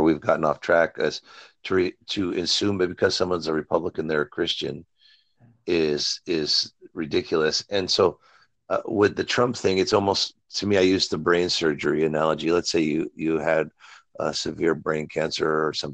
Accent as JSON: {"language": "English", "country": "United States", "said": "I'm an American"}